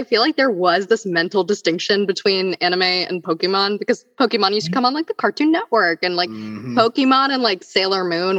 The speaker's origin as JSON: {"language": "English", "region": "Michigan", "country": "United States", "tie": "born or raised there", "also_born_or_lived": "India", "said": "I grew up in Michigan and then I went to live in India with my grandparents for like a year. And I like went to first grade there."}